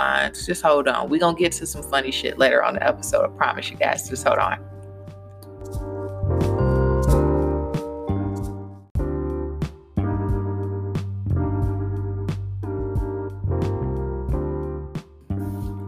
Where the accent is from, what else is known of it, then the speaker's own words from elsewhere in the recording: Louisville, Kentucky, United States; moved away as an adult; now in Virginia, United States; I'm in Virginia from Louisville, Kentucky.